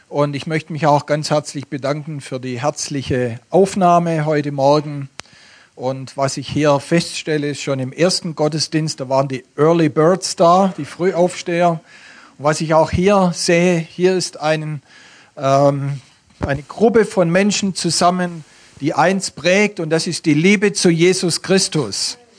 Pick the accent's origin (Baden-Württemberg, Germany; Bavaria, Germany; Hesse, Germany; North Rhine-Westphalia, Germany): Baden-Württemberg, Germany; accent: Swabian; Ich komme aus dem Stuttgarter Raum und bringe euch den schönsten Dialekt Deutschlands mit.